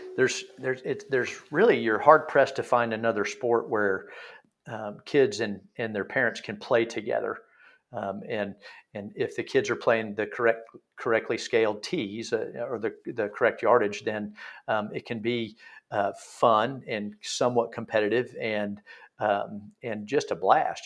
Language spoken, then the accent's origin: English; Texas, United States; now in Pinehurst, United States; I'm from Texas originally